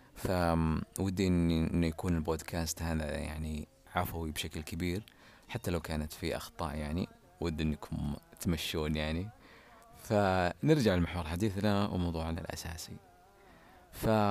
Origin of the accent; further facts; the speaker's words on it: Ha'il, Ha'il Province, Saudi Arabia; تعليل عندنا بحايل نسميها تجاذب أطراف الحديث